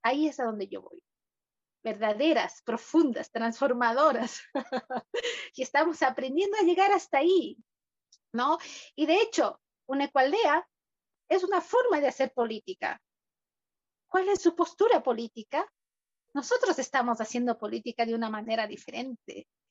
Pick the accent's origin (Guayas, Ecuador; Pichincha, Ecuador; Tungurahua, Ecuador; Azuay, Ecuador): Azuay, Ecuador; Cuenca; Cuenca, la ciudad de donde yo vengo